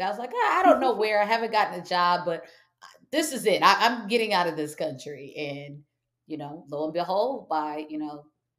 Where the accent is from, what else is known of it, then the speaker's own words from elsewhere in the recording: Michigan, United States; And my family, although I'm from Michigan, my mom's not from Michigan. My dad wasn't from Michigan.